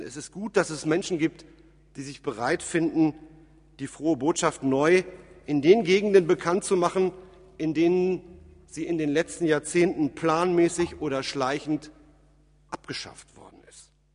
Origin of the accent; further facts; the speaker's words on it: Germany; bei uns in Deutschland